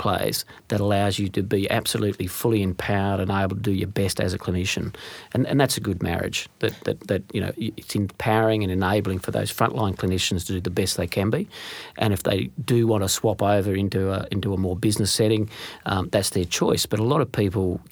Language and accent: English; Western Queensland, Australia; growing up in Western Queensland in a small business household